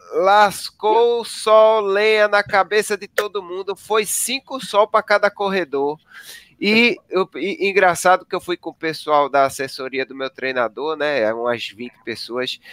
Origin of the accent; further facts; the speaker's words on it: Northeast Brazil, Brazil; eu que sou nordestino